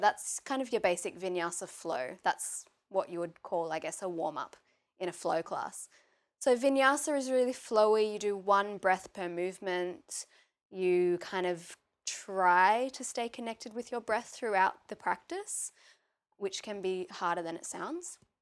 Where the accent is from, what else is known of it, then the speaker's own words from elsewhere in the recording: Maitland, New South Wales, Australia; I grew up in Maitland, which is about half an hour away from Newcastle